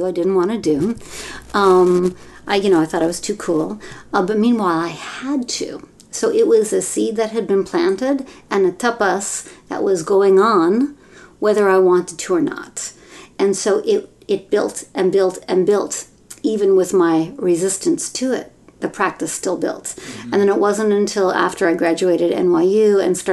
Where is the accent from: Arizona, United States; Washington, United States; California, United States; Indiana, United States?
California, United States; Mill Valley; I grew up in a progressive community in Northern California. I grew up in Mill Valley